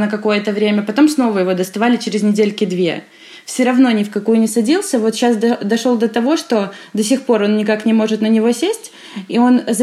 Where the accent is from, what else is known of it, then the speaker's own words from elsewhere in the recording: Belarus; Я из Беларуси, из маленького городка, у нас 7 тысяч населения